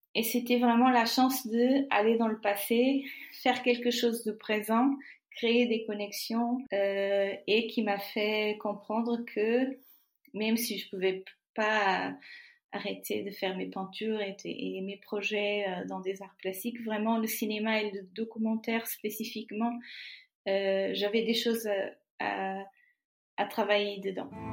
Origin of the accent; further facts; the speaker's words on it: Trás-os-Montes e Alto Douro, Portugal; French is a second language; moved away as an adult; now in Paris region, France; je suis née au Portugal, mes parents y étaient, mes grands-parents, mes y étaient